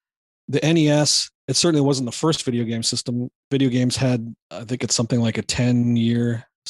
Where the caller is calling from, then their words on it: Toronto, Ontario, Canada; I'm good, and I'm calling from Toronto.